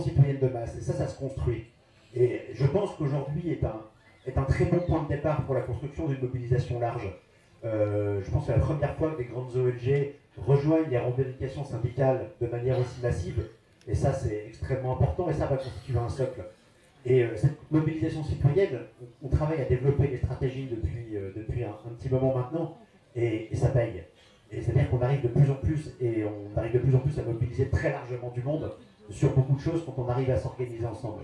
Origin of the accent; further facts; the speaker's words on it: Lorraine, Grand Est, France; je viens de Lorraine